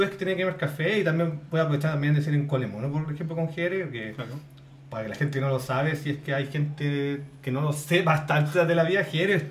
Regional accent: Chile; Somos chilenos.

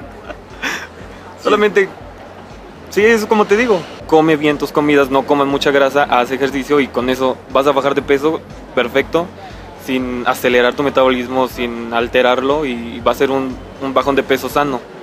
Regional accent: Mexico; como somos mexicanos y comemos grasa todas las noches

